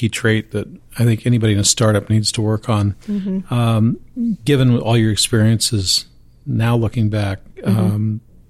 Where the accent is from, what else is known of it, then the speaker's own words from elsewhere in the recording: Eastern Iowa, United States; I grew up in Eastern Iowa